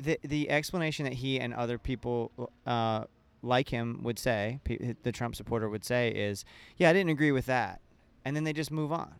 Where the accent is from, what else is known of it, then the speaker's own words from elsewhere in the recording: an hour and a half north of Orlando, Florida, United States; moved away; my hometown, which is an hour and a half north of Orlando